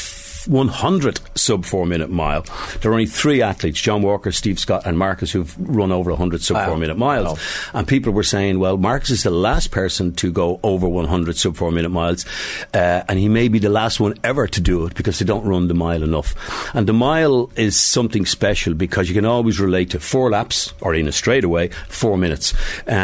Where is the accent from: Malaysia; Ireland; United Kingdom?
Ireland; moved away; also born or lived in United States / Glasnevin, Dublin; I was born and raised in Drimla